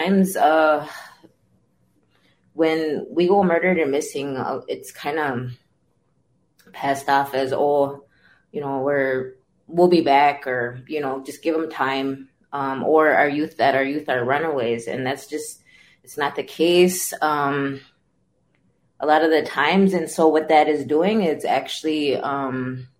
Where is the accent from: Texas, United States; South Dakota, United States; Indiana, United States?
South Dakota, United States; Crow Creek Dakota Nation; now in Twin Cities, United States; I am from the Crow Creek Dakota Nation, and I've resided in the Twin Cities area for about 20 plus years